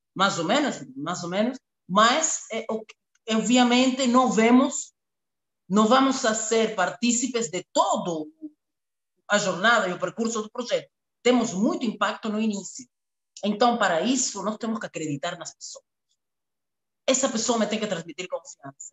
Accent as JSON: {"language": "Portuguese", "country": "Cuba", "tie": "born or raised there", "also_born_or_lived": "Angola", "second_language": "Portuguese", "moved": "as an adult", "lives_now": "Luanda, Angola", "said": "nasci e me criei em Cuba"}